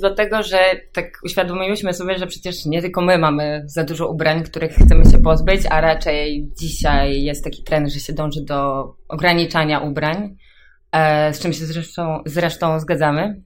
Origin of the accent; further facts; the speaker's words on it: Grudziądz, Kuyavian-Pomeranian Voivodeship, Poland; ja jestem z Grudziądza